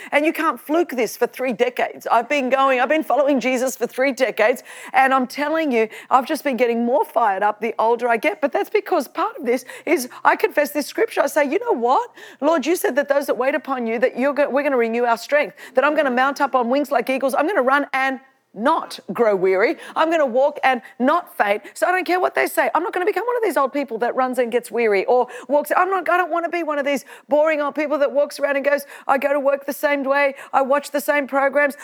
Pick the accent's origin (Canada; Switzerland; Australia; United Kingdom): Australia; I'm Australian